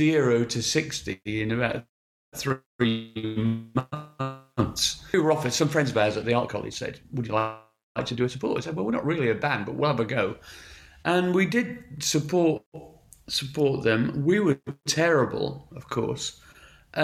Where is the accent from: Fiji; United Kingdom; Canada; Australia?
United Kingdom; Sheffield, Yorkshire and the Humber; moved away as an adult; I'm from Sheffield and grew up in Sheffield till I was 21 years old.